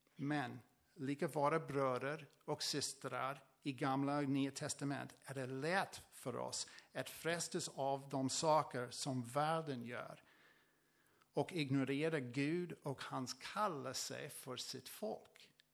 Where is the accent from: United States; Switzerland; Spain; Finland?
United States; Swedish is a second language; moved away as an adult; also born or lived in Tranås, Sweden; now in Sweden; från USA. Eh, jag flyttade från, eh, från USA till Sverige för sex år sedan